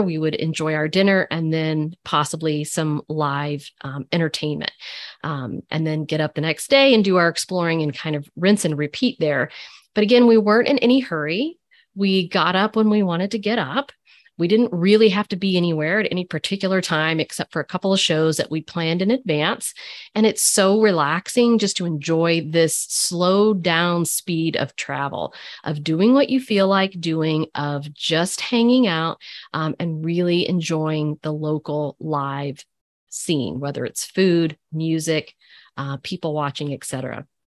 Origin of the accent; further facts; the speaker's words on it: Lexington, Kentucky, United States; I grew up in Lexington